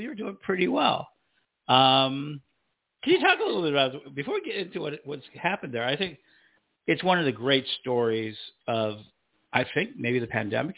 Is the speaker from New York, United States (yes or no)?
no; Chicago, Illinois, United States; I'm from Chicago